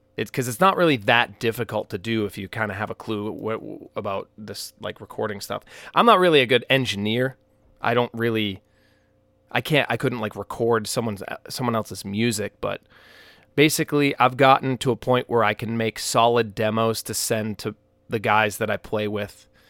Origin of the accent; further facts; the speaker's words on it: Peabody, Massachusetts, United States; moved away; So here we are in Peabody, Massachusetts. My hometown.